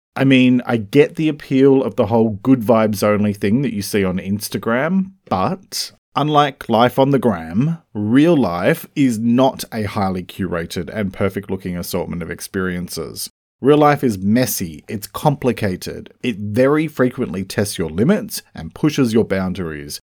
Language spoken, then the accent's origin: English; Australia; I'm an Australian writer and speaker